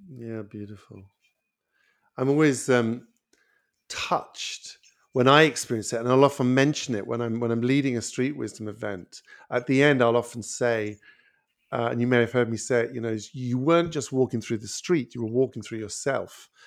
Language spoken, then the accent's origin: English; United Kingdom; I'm British